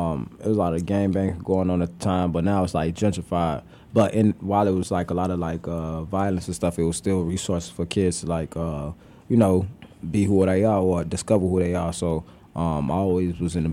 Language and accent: English; Chicago, Illinois, United States; I'm from Chicago.